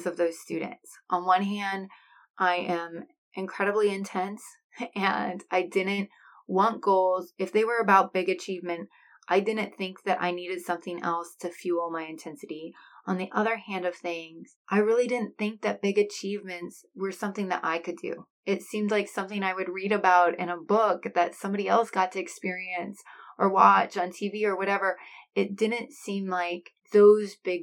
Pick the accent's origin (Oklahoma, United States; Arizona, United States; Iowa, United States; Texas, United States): Iowa, United States; I am from Iowa